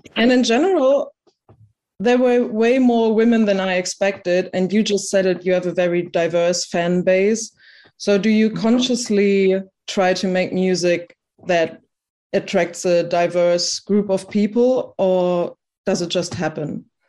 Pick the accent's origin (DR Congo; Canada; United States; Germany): Germany; I'm from Germany